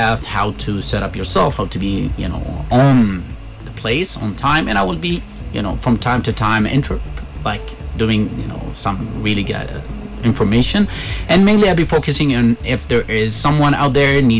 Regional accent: Yemen; moved away as an adult; now in Ethiopia; I grew up in Yemen

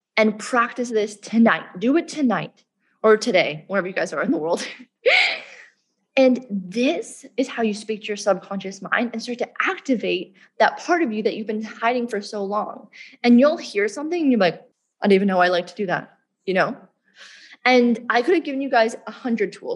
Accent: Canada; moved away as an adult; now in Bali, Indonesia; I grew up in Canada

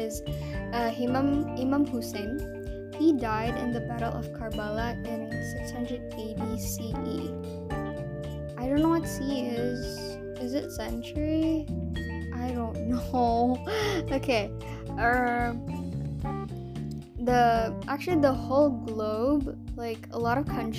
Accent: Padang, West Sumatra, Indonesia; I am from Padang, which is West Sumatra. Yes, I'm from there

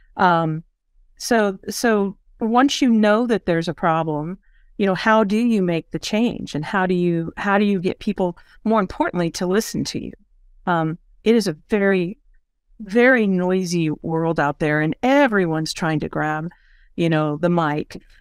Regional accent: Missouri, United States; moved away as an adult; now in Tulsa, United States; I'm from Missouri.

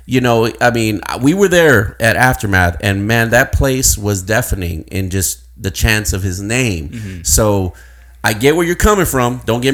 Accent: Uvalde, Texas, United States; us people from Uvalde are a different breed

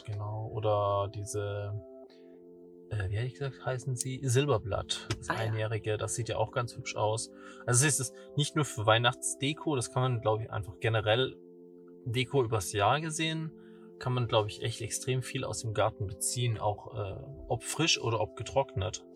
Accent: Southern Germany, Germany; now in Hamburg, Germany; für mich als Süddeutscher

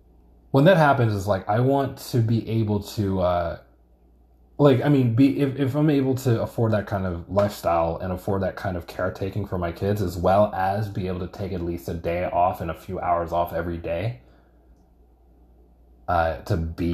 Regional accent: New York, United States; I think growing up in New York like helps you against that kind of thing, because there's a lot of shit going on at any given moment

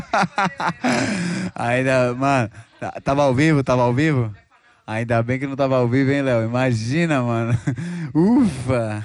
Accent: Rio Pequeno, São Paulo, Brazil; da minha quebrada ali, Rio Pequeno, mil e dez

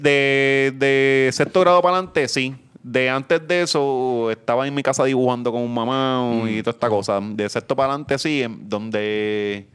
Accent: Ponce, Puerto Rico; los ponceños, pues somos orgullosos porque pues somos nos, nos sentimos orgullosos por el del lugar que venimos

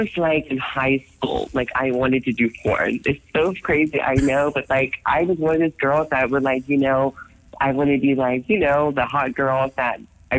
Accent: United States; I'm American.

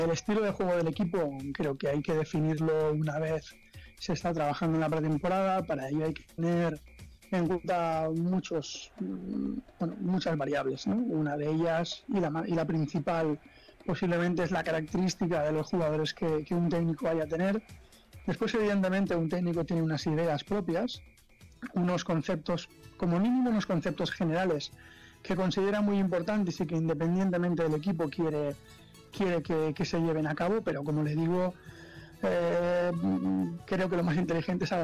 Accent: Spain; le podría decir que tengo 41 años, que, que soy español

